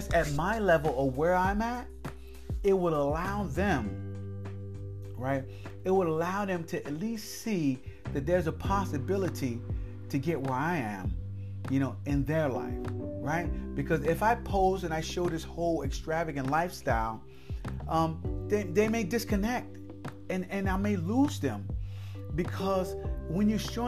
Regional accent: Rahway, New Jersey, United States; I was from Rahway

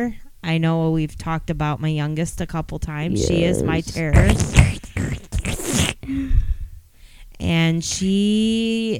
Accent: Michigan, United States; we are those weirdos from Michigan

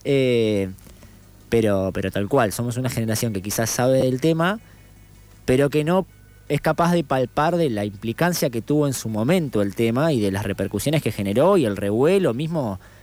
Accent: General Madariaga, Buenos Aires Province, Argentina; ahí yo nací en Madariaga

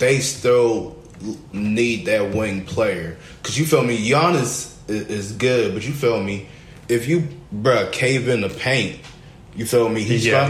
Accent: Newark, New Jersey, United States; Born and raised Newark, New Jersey.

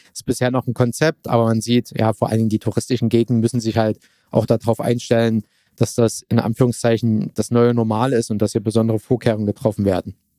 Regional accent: Germany; wir Deutsche

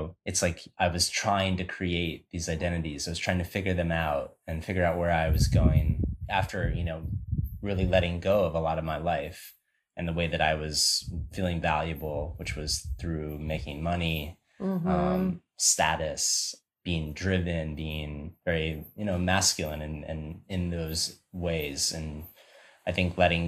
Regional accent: Chicago, Illinois, United States; moved away as an adult; now in Costa Rica; I'm from Chicago

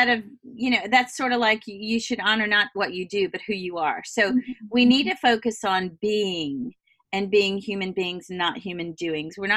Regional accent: Southern United States, United States; I'm from the South. It was a big thing for my family.

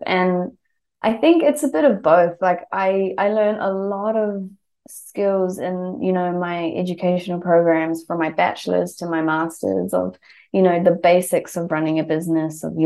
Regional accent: New Zealand; moved away as an adult; now in Melbourne, Australia; I was born and brought up in New Zealand

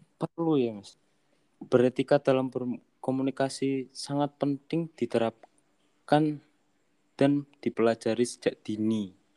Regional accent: Pekalongan, Central Java, Indonesia; dari Pekalongan

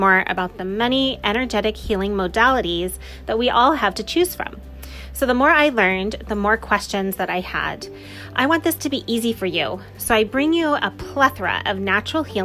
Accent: Orange County, California, United States; We grew up in Orange County, California

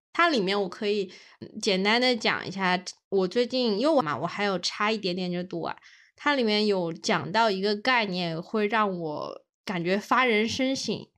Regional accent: China; 我们这种，中国人

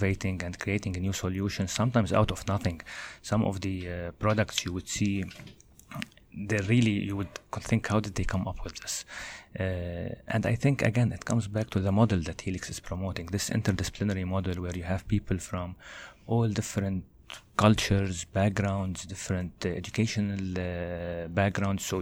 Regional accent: Lebanon; moved away as an adult; now in Canada; I studied in Lebanon, my home country. Then when I moved to Canada here, I did my master's over here

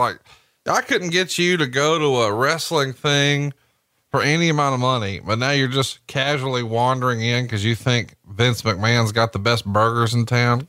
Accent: Alabama, United States; I'm from Alabama.

